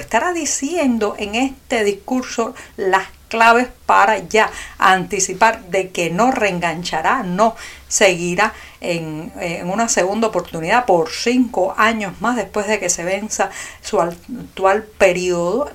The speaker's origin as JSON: {"language": "Spanish", "country": "Cuba"}